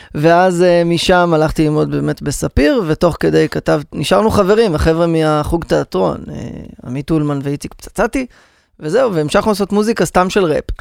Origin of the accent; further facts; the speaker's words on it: Rehovot, Central District, Israel; אחרי שגדלתי ברחובות